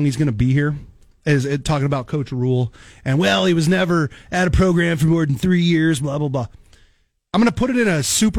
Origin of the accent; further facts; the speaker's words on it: Papillion, Nebraska, United States; also born or lived in Kansas City; now in Lincoln, United States; I grew up in Papillion. I was born in Kansas City, moved up in third grade, went to Papillion, grew up